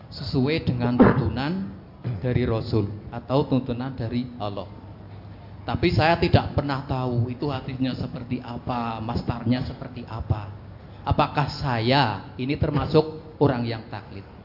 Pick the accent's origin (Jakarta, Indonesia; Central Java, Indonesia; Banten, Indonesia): Central Java, Indonesia; Wonosobo; asal dari Wonosobo.